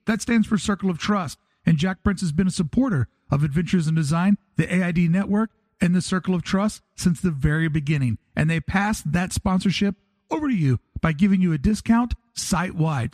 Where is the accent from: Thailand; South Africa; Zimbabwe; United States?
United States; East Coast; moved away; we're both from the East Coast.